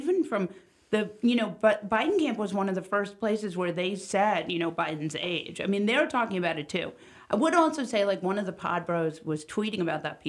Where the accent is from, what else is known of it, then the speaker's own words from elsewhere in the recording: New York City, New York, United States; I grew up in New York City.